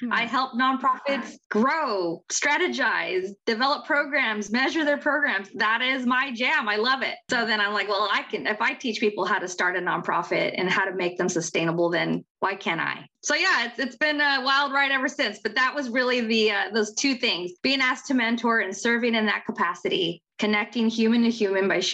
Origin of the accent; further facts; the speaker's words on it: Central California, United States; also born or lived in Orange County, California; my hometown of Central California